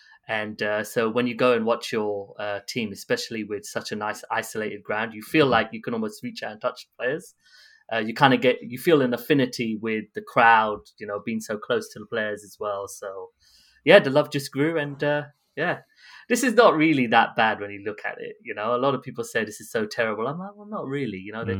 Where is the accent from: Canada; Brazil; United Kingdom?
United Kingdom; London; also born or lived in Tooting; So I was born in Tooting and I grew up in North London when I used to stay with my grandmother.